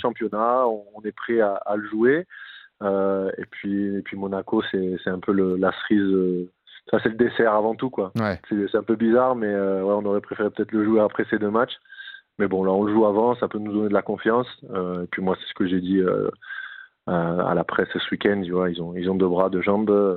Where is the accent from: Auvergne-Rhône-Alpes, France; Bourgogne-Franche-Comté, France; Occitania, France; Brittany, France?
Occitania, France; Nîmes; moved away as an adult; now in Rodez, France; c'est vraiment chez moi, c'est là où j'ai grandi